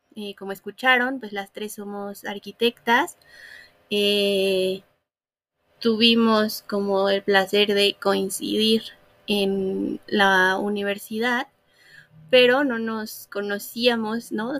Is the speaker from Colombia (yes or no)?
no; Fortín, Veracruz, Mexico; also born or lived in Puebla; nací en Puebla, pero crecí en Veracruz